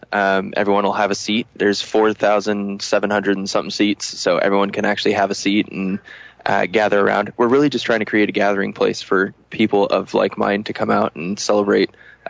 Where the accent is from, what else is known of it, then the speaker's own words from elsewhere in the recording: Los Angeles, California, United States; I'm from Los Angeles